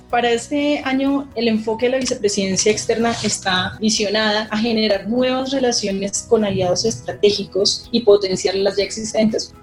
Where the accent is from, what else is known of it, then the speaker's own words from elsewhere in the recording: Bogotá, Colombia; yo soy bogotana